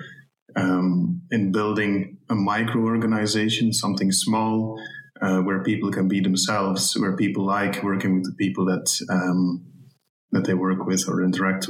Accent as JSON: {"language": "English", "country": "Belgium", "said": "I'm from Belgium"}